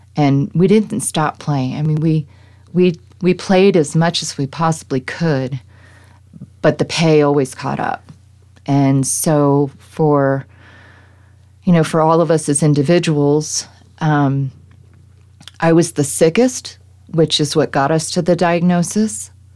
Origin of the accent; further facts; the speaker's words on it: East Coast, United States; now in Colorado, United States; growing up on the East Coast